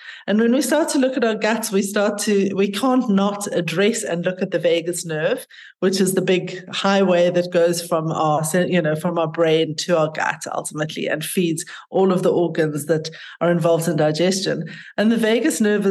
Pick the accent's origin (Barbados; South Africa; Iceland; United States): South Africa; also born or lived in North of England / London; I grew up here in South Africa and had a very, very privileged, lucky childhood and life